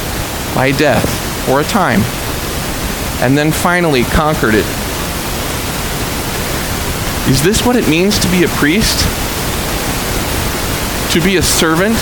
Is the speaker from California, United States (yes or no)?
no; Dearborn, Michigan, United States; I'm from Dearborn